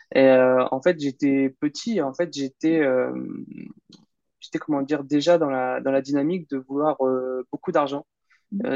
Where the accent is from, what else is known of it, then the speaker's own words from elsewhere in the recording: Caen, Normandy, France; moved away as an adult; now in Bordeaux, France; je suis originaire de Normandie, donc en Basse-Normandie à Caen